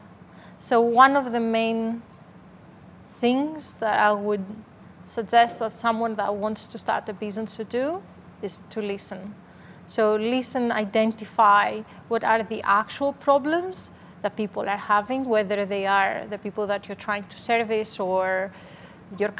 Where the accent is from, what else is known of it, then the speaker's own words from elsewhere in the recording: Greece; English is a second language; moved away as an adult; now in Melbourne, Australia; I'm originally from Greece, so you can hear a strong accent.